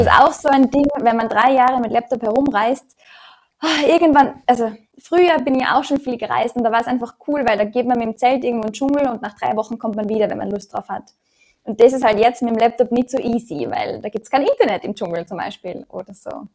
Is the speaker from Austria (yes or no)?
yes; Austria; moved away as an adult; also born or lived in Australia; in dem Umfeld in Österreich, wo ich groß geworden bin